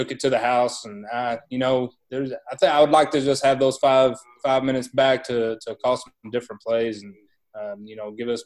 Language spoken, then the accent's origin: English; Rankin, Texas, United States; I grew up in a little town called Rankin, Texas, and graduated back in 1993.